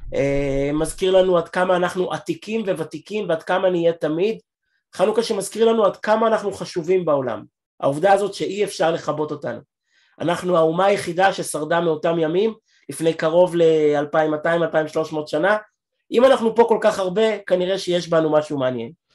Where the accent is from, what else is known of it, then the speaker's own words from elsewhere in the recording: Israel; אני ישראלי, והילדים שלי אמריקאים, בגלל אשתי